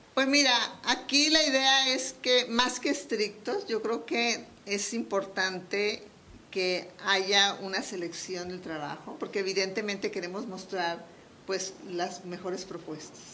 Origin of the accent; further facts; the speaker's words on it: Culiacán, Sinaloa, Mexico; moved away as an adult; now in Mexico City, Mexico; yo soy sinaloense, Soy de Culiacán, Sinaloa.